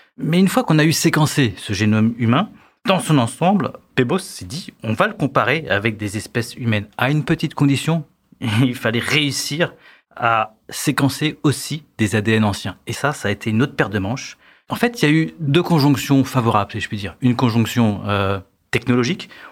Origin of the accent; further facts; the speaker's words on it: France; Chez nous, en France